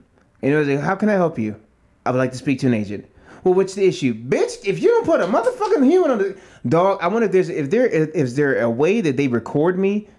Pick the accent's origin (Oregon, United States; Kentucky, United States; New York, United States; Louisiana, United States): Oregon, United States